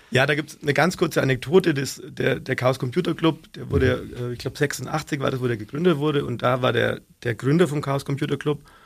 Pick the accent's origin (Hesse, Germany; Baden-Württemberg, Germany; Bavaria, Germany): Bavaria, Germany; Augsburg; accent: Augsburgerisch; ist nur Augsburger